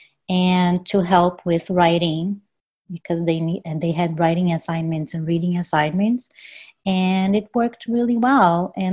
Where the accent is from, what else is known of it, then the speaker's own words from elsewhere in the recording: Brazil; English is a second language; moved away as an adult; also born or lived in California; I'm from Brazil